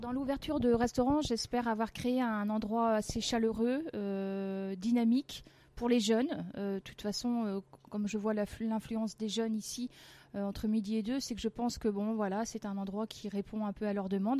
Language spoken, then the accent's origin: French; France; je suis née, je suis née en France. Hein. C'est mon papa qui était italien et une maman euh, bretonne, mais je suis née en France